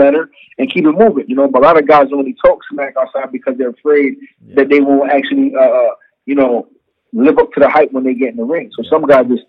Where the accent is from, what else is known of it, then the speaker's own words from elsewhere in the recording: United States; I'm still an American guy